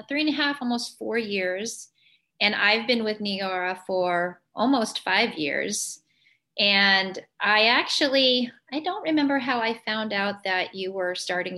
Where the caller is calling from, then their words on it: San Diego, California, United States; also born or lived in Illinois; I'm calling in from San Diego, California.